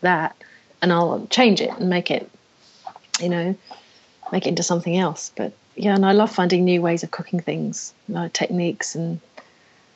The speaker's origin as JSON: {"language": "English", "region": "England", "country": "United Kingdom", "moved": "yes", "lives_now": "Australia", "said": "being English"}